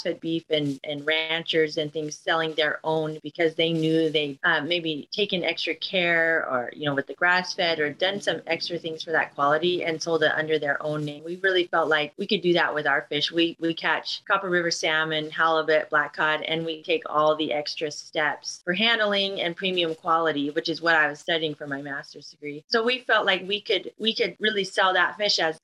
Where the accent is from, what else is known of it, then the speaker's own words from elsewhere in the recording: Seattle, Washington, United States; we're from the Seattle area or Northwest